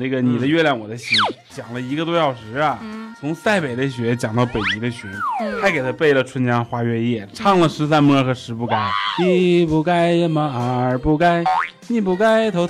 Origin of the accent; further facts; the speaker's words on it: Northeast China, China; 喝酒之前我是东北的，喝完酒我东北我的呀